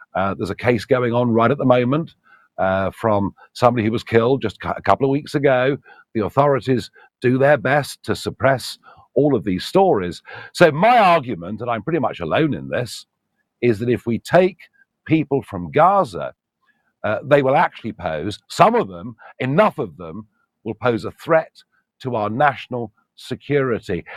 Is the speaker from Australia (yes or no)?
no; United Kingdom